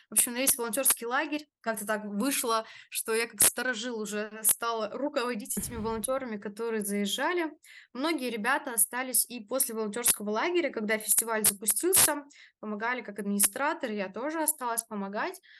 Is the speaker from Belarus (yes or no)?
no; Russia; А вот эта вся заводская тематика, она у меня в крови, я сама из Нижнего